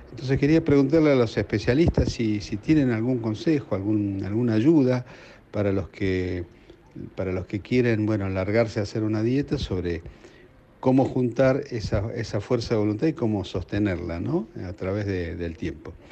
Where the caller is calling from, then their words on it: Palermo, Buenos Aires, Argentina; de Palermo. Este es un mensaje para el programa El, Bisturí del Pueblo.